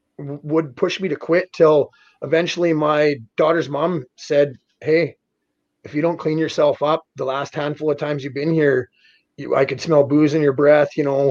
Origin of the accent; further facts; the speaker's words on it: Davidson, United States; And eventually I found myself back in my hometown of Davidson, and I was basically drinking myself to death.